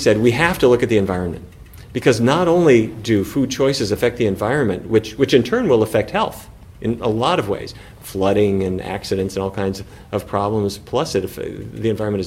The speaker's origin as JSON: {"language": "English", "region": "North Dakota", "country": "United States", "tie": "born or raised there", "said": "the industry that I grew up with in North Dakota"}